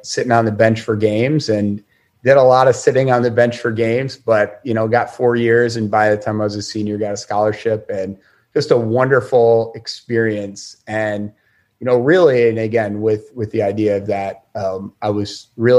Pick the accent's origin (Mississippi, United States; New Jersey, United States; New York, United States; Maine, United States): New York, United States; Syracuse; even growing up in Syracuse